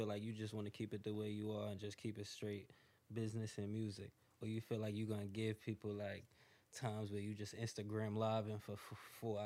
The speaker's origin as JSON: {"language": "English", "region": "New York", "country": "United States", "said": "I'm from New York"}